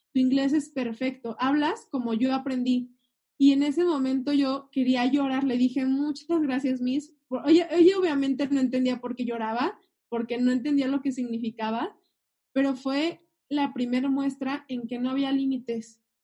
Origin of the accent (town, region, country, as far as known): Mexico